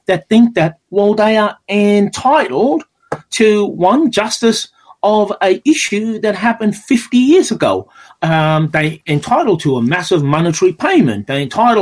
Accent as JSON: {"language": "English", "country": "South Africa", "tie": "born or raised there", "also_born_or_lived": "Durban / Logan, Australia", "moved": "as an adult", "lives_now": "Australia", "said": "I grew up in South Africa under the apartheid regime. I'll be 51 this year. I left South Africa when I was 18, 19."}